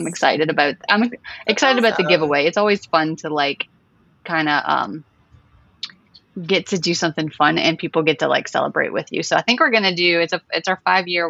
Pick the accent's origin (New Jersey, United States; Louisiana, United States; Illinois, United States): Louisiana, United States; New Orleans; I'm from New Orleans, Louisiana